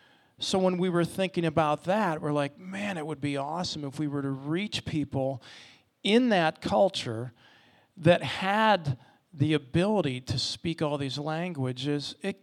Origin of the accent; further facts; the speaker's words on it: Ohio, United States; now in Orlando, United States; We're from Ohio. I'm a hockey player. There wasn't a lot of appeal to Orlando based on a couple things and kind of my upbringing.